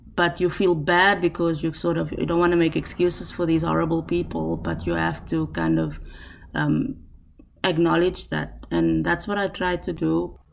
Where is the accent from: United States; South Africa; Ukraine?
South Africa; first language Afrikaans; English is a second language; as a South African